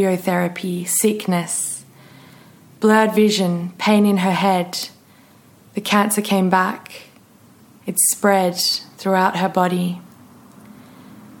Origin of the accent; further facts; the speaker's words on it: Western Australia, Australia; also born or lived in Perth; I finished high school, left my hometown and moved to the city, to Perth, to start university